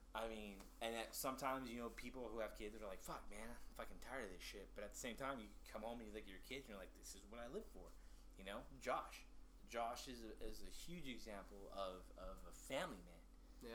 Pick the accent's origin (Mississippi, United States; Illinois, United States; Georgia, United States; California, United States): California, United States; Orange County; moved away as an adult; I'm from Orange County. I lived the majority of my life in Orange County